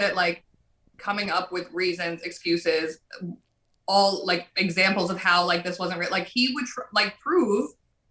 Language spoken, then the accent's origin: English; New Jersey, United States; I'm still from Jersey